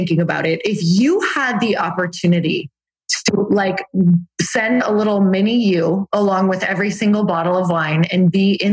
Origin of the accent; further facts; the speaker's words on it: Upper Michigan, United States; I'm from Upper Michigan.